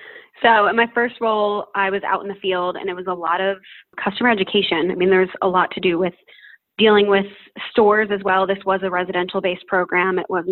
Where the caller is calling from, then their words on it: Utrecht, Netherlands; I am 27 years old and I'm calling today from Utrecht, which is in the Netherlands.